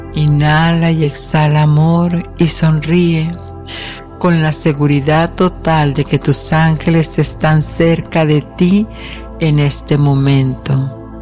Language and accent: Spanish; northern Mexico, Mexico; now in United States; yo que soy del norte de México